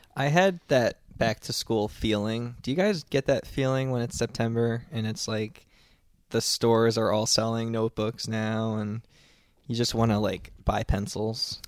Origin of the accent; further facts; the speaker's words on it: New Jersey, United States; I'm from New Jersey